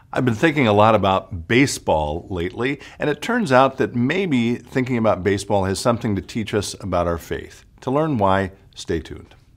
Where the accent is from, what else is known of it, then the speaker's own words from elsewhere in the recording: Chicago, Illinois, United States; moved away; I'm actually from Chicago